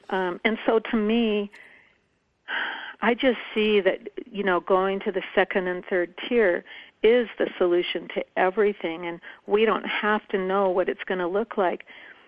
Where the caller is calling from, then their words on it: Paradise Valley, Montana, United States; I'm from Paradise Valley in Montana.